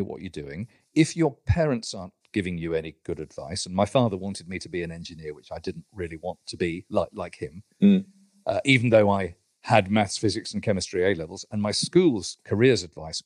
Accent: London, United Kingdom; I went to University College London instead to read chemistry. I lived at home in my hometown and went to university

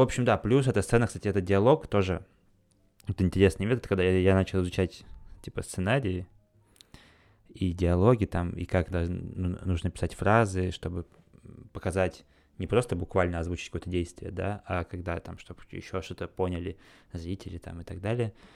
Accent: Khakassia, Russia; в Хакасии, там, на, у себя на родине

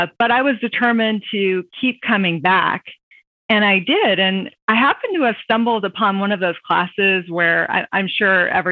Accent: Virginia Beach, Virginia, United States; moved away as an adult; now in Washington, DC, United States; I grew up in Virginia Beach, Virginia.

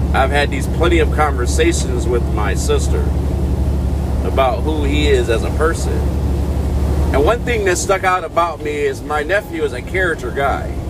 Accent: Michigan, United States; being from back where my hometown there in Michigan

